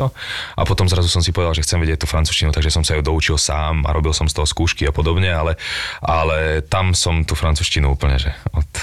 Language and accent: Slovak; Bratislava, Bratislava Region, Slovakia; also born or lived in Bánovce nad Bebravou, Slovakia; tam som začal chodiť do školy a keď som mal 10 rokov, sme prišli do Bratislavy, odvtedy som tu